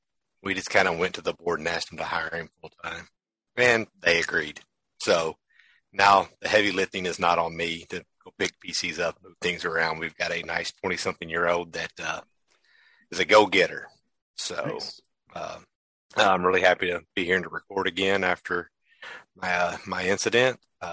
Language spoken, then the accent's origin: English; Missouri, United States; I'm from New Matter, Missouri. I was born and raised here.